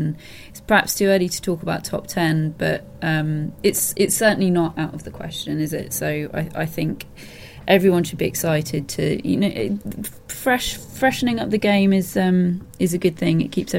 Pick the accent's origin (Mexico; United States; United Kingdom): United Kingdom; We're British